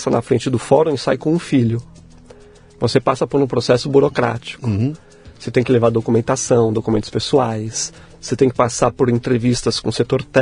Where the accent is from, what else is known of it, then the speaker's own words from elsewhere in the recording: São Paulo, Brazil; born there; Nasci em São Paulo mesmo